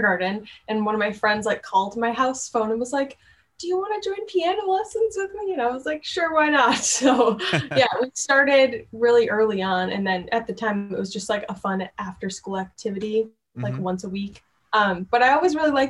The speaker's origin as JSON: {"language": "English", "area": "Chicago suburbs", "region": "Illinois", "country": "United States", "tie": "born or raised there", "also_born_or_lived": "Elgin, Illinois", "said": "I was born in Elgin, Illinois"}